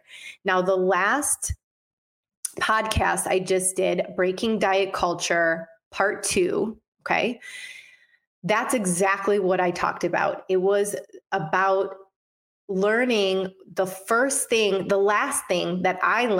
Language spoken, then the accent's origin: English; Detroit, Michigan, United States; moved away; also born or lived in Los Angeles; My hometown, Detroit, Michigan